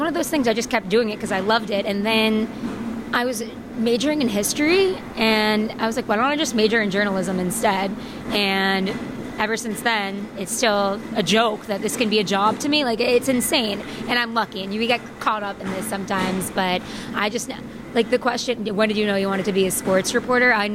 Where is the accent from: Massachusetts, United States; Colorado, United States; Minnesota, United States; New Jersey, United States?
Massachusetts, United States; Boston; I grew up in Boston